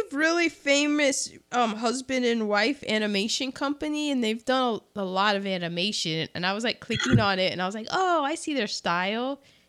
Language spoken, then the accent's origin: English; United States; I'm an American.